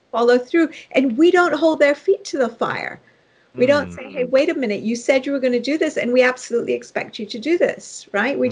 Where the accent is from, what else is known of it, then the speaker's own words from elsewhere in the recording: Nairobi, Kenya; moved away; I was raised initially in Nairobi, Kenya, which is where I was born